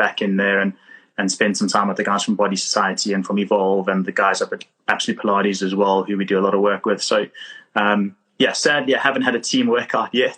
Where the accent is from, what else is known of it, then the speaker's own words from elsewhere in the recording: South Africa; now in London, United Kingdom; I am originally from South Africa and work as part of the Cairo London Fulham team